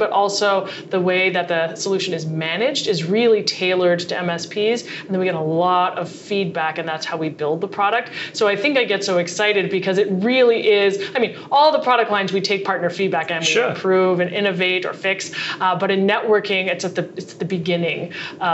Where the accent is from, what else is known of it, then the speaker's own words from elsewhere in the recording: Montreal, Quebec, Canada; moved away as an adult; now in Boston, United States; I grew up in Montreal and I have a computer engineering degree, and I moved to Boston a while ago